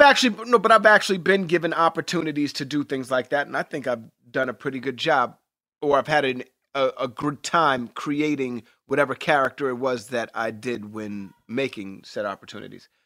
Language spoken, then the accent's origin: English; New York City, New York, United States; I grew up in New York City